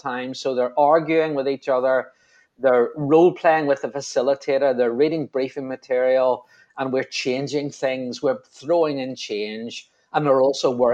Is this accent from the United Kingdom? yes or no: yes; Belfast, Northern Ireland, United Kingdom; From my accent, you probably realise I'm from Belfast